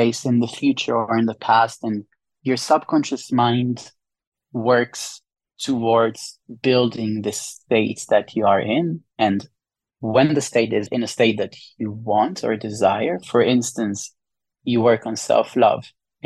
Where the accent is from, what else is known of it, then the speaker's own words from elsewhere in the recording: Israel; moved away; I'm from Israel.